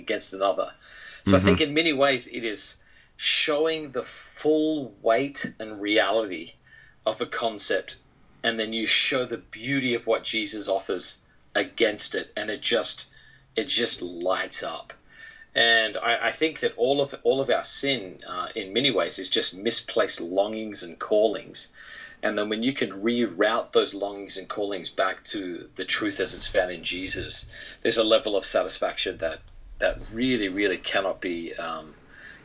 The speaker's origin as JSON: {"language": "English", "country": "Australia", "tie": "born or raised there", "moved": "as an adult", "lives_now": "United States", "said": "my childhood in Australia was a very, very typical, I think, Australian childhood."}